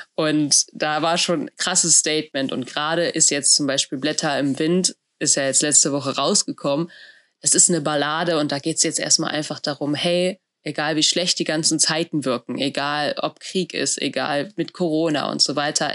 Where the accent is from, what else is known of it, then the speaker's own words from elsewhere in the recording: a village near Bielefeld, North Rhine-Westphalia, Germany; Ich habe in einem Dorf bei Bielefeld gelebt.